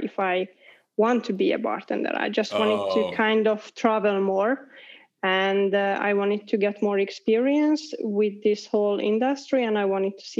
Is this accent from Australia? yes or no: no; Budapest, Hungary; English is a second language; moved away as an adult; also born or lived in Poland; now in Helsinki, Finland; I am living in Helsinki, but I'm actually I'm coming from Hungary, from Budapest.